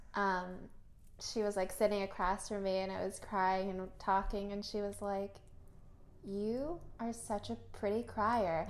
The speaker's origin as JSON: {"language": "English", "country": "United States", "tie": "born or raised there", "also_born_or_lived": "Philippines", "said": "I was born here"}